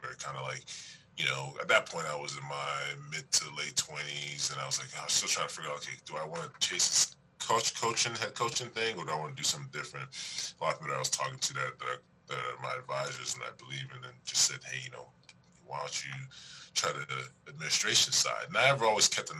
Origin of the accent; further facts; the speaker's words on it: Toronto, Ontario, Canada; moved away as an adult; also born or lived in New Orleans, Louisiana / Texas; now in Pittsburgh, United States; I'm originally from Toronto, Canada